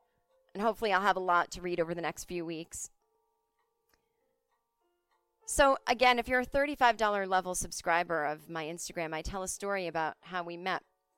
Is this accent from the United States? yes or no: yes; United States; I'm an American.